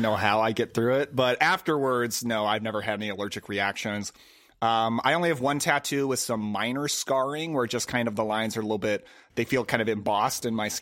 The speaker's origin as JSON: {"language": "English", "region": "Missouri", "country": "United States", "tie": "born or raised there", "also_born_or_lived": "Oregon", "said": "Originally, I'm actually from Oregon, but my family, when I was 8 years old, my family moved from there to Missouri"}